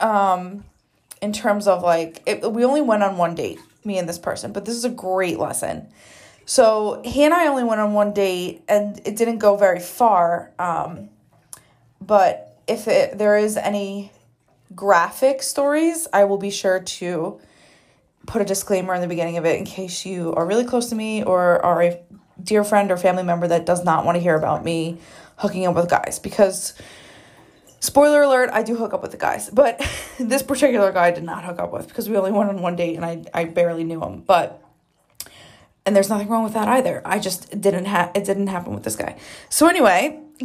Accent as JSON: {"language": "English", "region": "New Jersey", "country": "United States", "moved": "yes", "lives_now": "Arizona, United States", "said": "We are both from the East Coast. I'm from Jersey."}